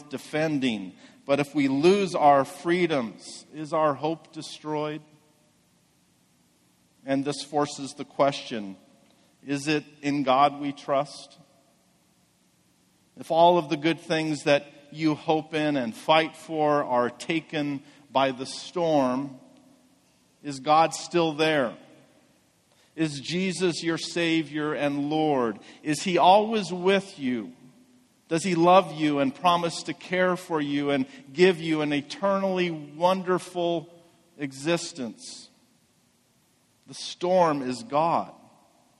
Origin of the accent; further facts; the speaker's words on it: Medford, United States; I grew up here in Medford